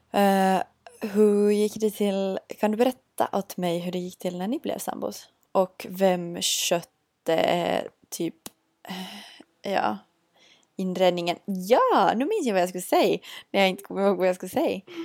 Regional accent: Vörå, Ostrobothnia, Finland; moved away as an adult; now in Vaasa, Finland; bodde i min hemby Vörå

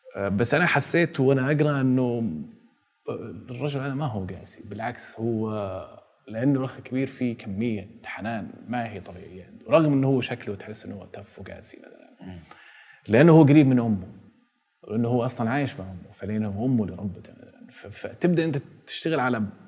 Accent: Jeddah, Makkah Province, Saudi Arabia; انا ولدت عام 1982 في مدينه جده

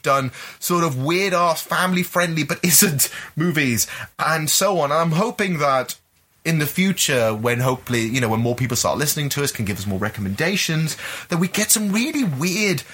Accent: Gibraltar; I'm from Gibraltar, born and bred

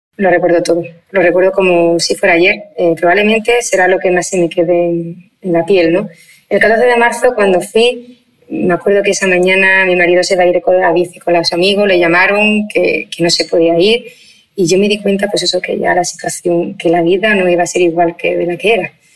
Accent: Spain; somos españoles

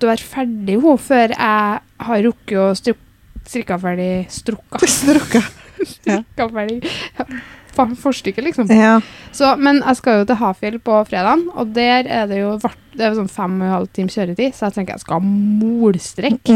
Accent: Namsos, Trøndelag, Norway; accent: Namsos dialect; Hører at jeg er fra Namsos?

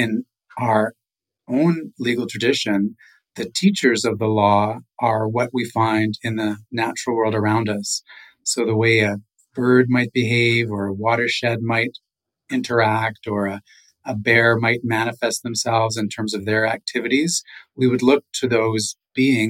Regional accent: Nawash First Nation, Ontario, Canada; now in Victoria, Canada; from the Nawash First Nation, Otter Clan

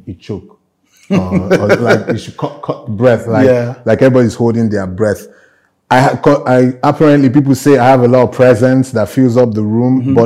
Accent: Enugu, Enugu State, Nigeria; moved away as an adult; now in Lagos, Nigeria; I grew up in the Southeast, in Enugu specifically. It's a civil service town.

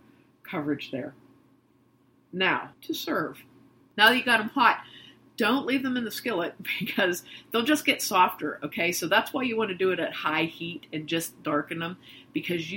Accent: New Castle, Pennsylvania, United States; We're from Western Pennsylvania. And the town that we're from, Newcastle

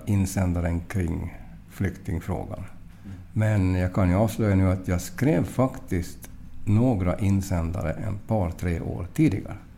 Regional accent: Mariehamn, Åland Islands; now in Portugal; jag är från Mariehamn

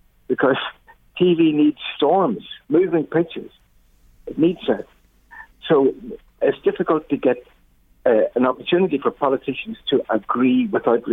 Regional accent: Mayobridge, Northern Ireland, United Kingdom; I grew up in a small farmhouse in near Mayo Bridge in County Tyne

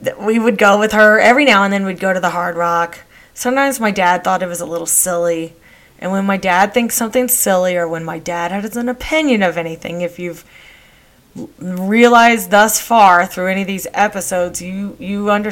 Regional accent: Texas, United States; I grew up in Texas

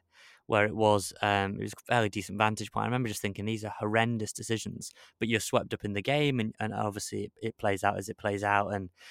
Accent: Wrexham, Wales, United Kingdom; It was just about everything that comes with living and growing up in Wrexham and struggle

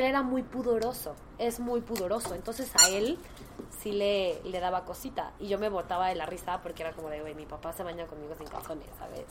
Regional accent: Mexico; como mujer en México

